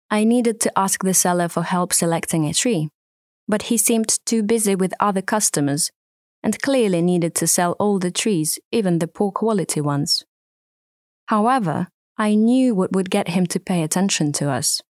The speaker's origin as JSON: {"language": "English", "town": "Lviv", "region": "Lviv Oblast", "country": "Ukraine", "tie": "born or raised there", "said": "My hometown Lviv was in the heart of the Bloodlands"}